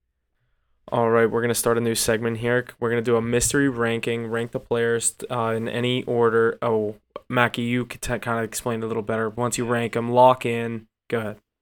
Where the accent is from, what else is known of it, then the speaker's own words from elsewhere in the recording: Pittsburgh, Pennsylvania, United States; I'm from Pittsburgh